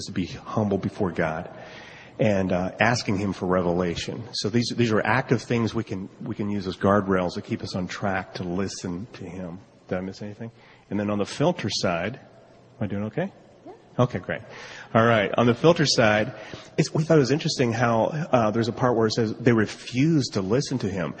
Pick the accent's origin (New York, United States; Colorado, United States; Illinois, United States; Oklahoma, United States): Colorado, United States; We're from Colorado